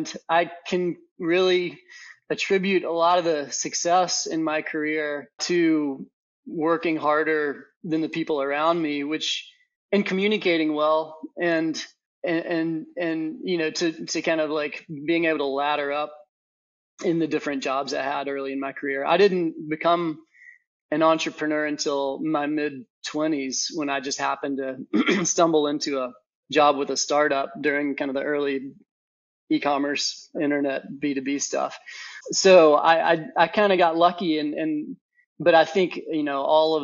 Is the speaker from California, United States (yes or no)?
no; Nashville, Tennessee, United States; I'm from Nashville, Tennessee